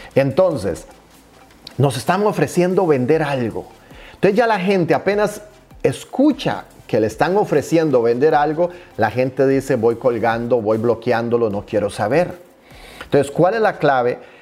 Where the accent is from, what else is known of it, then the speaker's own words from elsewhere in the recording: Costa Rica; decimos en mi país natal, Costa Rica